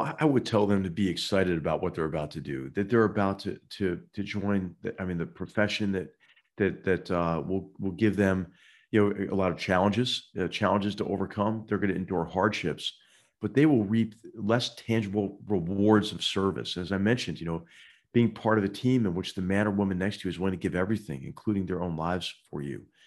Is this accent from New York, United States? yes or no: no; Philadelphia, Pennsylvania, United States; moved away; my hometown of Philadelphia